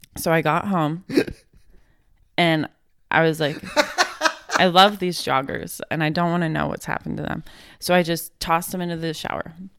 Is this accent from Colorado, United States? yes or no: yes; Fort Collins, Colorado, United States; moved away as an adult; now in Florida, United States; I grew up in Fort Collins.